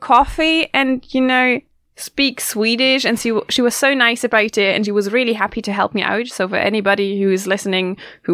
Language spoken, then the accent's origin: English; Germany; moved away as an adult; also born or lived in Leeds, England; now in Gothenburg, Sweden; I'm from Germany